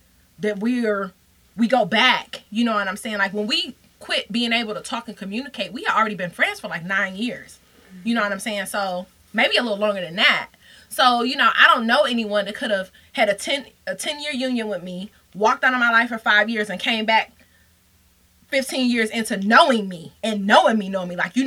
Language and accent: English; Detroit, Michigan, United States; moved away; I'm from Detroit